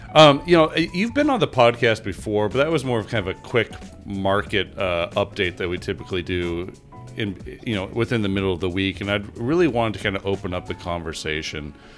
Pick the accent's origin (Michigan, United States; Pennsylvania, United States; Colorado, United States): Colorado, United States; Denver; my hometown of Denver, Colorado.